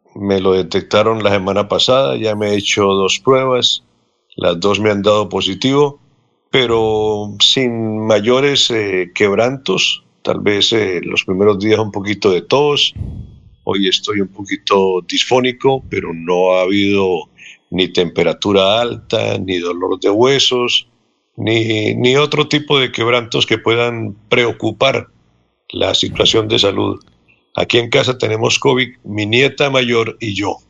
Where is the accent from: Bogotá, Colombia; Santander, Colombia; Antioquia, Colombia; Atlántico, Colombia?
Santander, Colombia; Contratación; municipio de eh, Contratación, mi tierra, mi pueblo